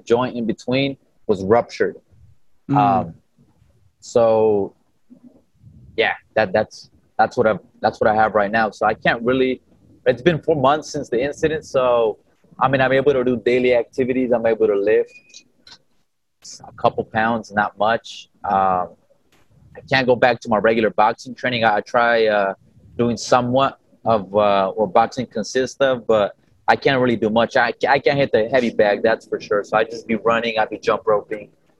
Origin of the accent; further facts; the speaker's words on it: Inland Empire, California, United States; I'm out here from Cali, from the Inland Empire